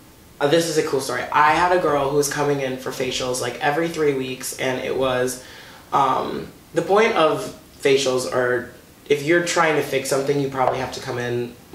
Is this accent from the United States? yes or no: yes; Watertown, Massachusetts, United States; born or raised there